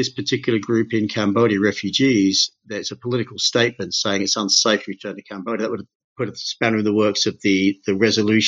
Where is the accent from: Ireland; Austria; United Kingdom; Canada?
United Kingdom; moved away; also born or lived in Australia; I'm British originally